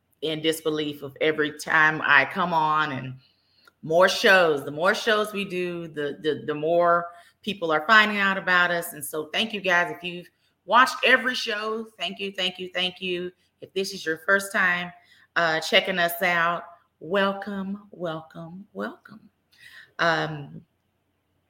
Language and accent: English; Dallas, Texas, United States; I am born and raised in Dallas